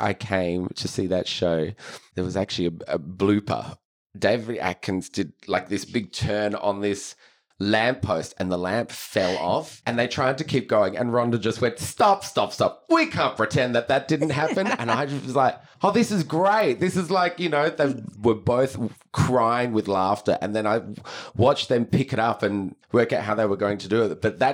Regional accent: Adelaide, South Australia, Australia; growing up in Adelaide, it was only the big shows you would see at the Festival Theatre

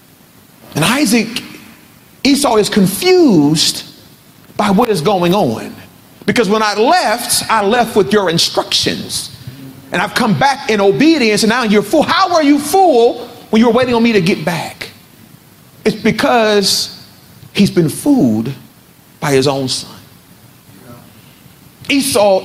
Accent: Compton, California, United States; I'm from Compton. And so where I'm from, you stay ready, so you ain't got to get ready.

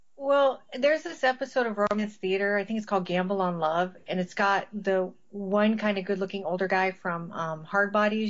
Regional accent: Las Vegas, Nevada, United States; I grew up in Vegas

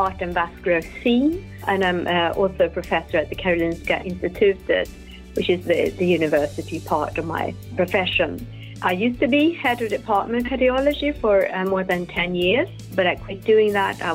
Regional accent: Stockholm, Stockholm County, Sweden; I'm from Stockholm, from the inner city

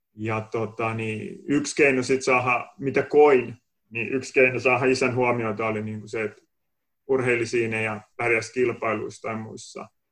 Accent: Kotka, Kymenlaakso, Finland; accent: Kotka dialect; moved away; olen Kotkas kotosin ja saattaa tuosta puheesta vähän kuulostaakin toi Kotkan murre edelleen

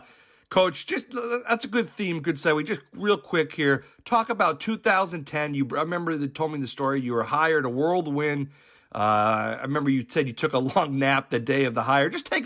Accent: West Hartford, Connecticut, United States; growing up in West Hartford since the early 90s

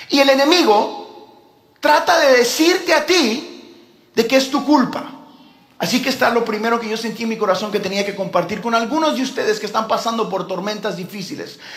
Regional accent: Houston, Texas, United States; yo como crecí toda mi vida en Houston, he manejado ese freeway eh, chorrocientas mil veces

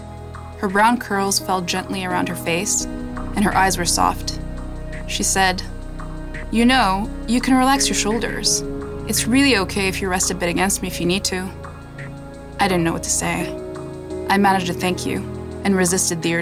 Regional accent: Morocco; moved away as an adult; also born or lived in Saudi Arabia / Montreal, Canada; now in Toronto, Canada; I was born in Saudi Arabia, grew up in Morocco, and moved to Canada in 2005.

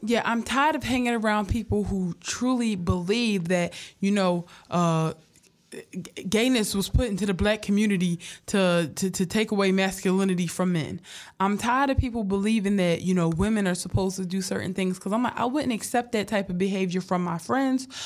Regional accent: Philadelphia, Pennsylvania, United States; I come from a hard background. Like yeah. me and my family struggle. Like I'm from North Philly

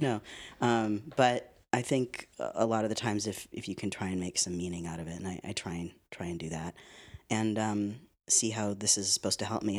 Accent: Winnipeg, Manitoba, Canada; moved away as an adult; also born or lived in Vancouver; now in Los Angeles, United States; I'm Canadian

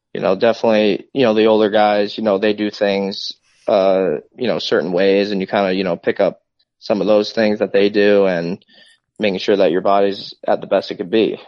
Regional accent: Connecticut, United States; moved away; my hometown, you know, close to home.

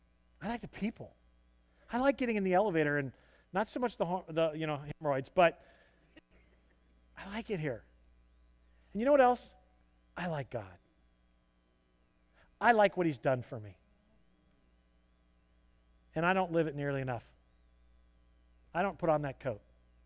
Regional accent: the South, United States; I'm a Southerner. One day, I'll probably buy square-toed boots.

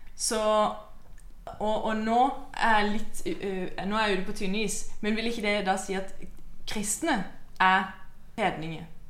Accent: Mandal river valley, Agder, Norway; der jeg kommer fra, eh, så går det ei elv. Mandalselva

